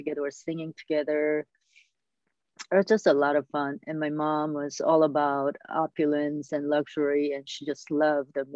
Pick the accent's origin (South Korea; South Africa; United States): South Korea; I was born in South Korea and grew up there